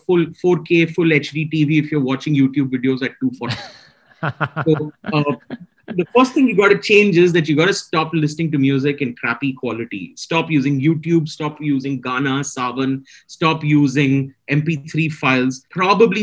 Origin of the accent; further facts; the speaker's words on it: Chennai, Tamil Nadu, India; now in Mumbai, India; I'm from Chennai.